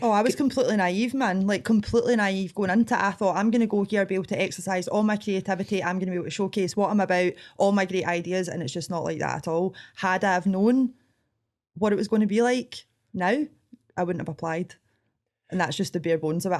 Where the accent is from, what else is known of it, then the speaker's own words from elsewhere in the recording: Scotland, United Kingdom; accent: Scottish; I didn't realise how Scottish I sounded